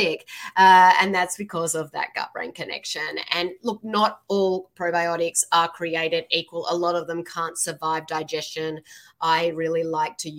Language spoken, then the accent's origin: English; Sydney, New South Wales, Australia; now in Seattle, United States; I'm from Australia. Yeah. Awesome. From Sydney